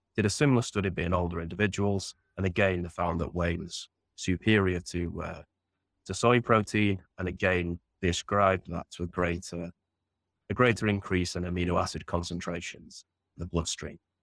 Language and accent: English; Sheffield, Yorkshire and the Humber, United Kingdom; I grew up in Sheffield in northern England